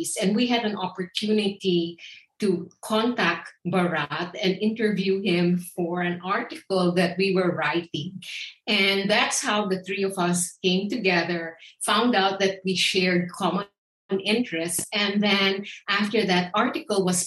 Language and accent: English; Philippines; now in United States; I grew up in the Philippines